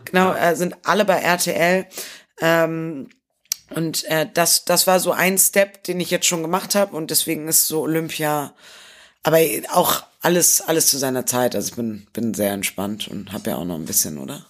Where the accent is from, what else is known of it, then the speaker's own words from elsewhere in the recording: Bremen, Germany; als gebürtige Bremerin